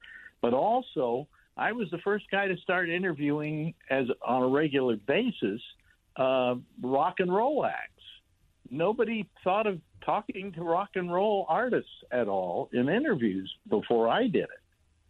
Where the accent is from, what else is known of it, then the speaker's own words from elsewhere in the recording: San Francisco, California, United States; now in New York, United States; I was originally from San Francisco, and I got offered a job out there. And eventually I went back there.